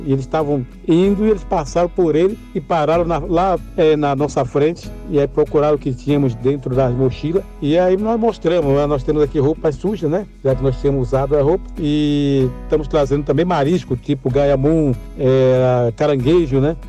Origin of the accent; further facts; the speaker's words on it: Itaparica, Bahia, Brazil; also born or lived in Salvador, Bahia; now in São Paulo, Brazil; nasci em Salvador, na Bahia, e me criei na ilha de Itaparica e moro em São Paulo